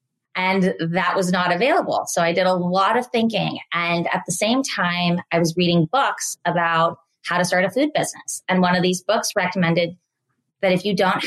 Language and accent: English; Menlo Park, California, United States; also born or lived in San Francisco; I grew up in Menlo Park. I was born in San Francisco. We moved to Menlo Park pre-Facebook